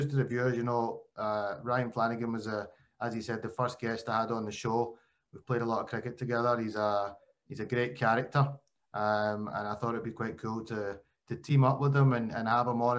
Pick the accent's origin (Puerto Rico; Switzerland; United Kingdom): United Kingdom; Glasgow, Scotland; Being an Asian, I was born in Glasgow.